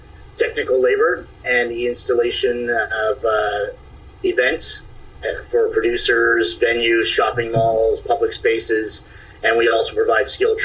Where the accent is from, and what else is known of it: Stephenville, Newfoundland and Labrador, Canada; moved away as an adult; also born or lived in Toronto, Ontario